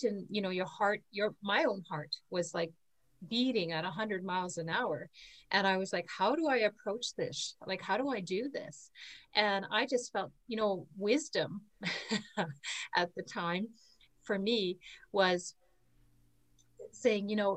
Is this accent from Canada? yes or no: yes; Canada; I'm from Canada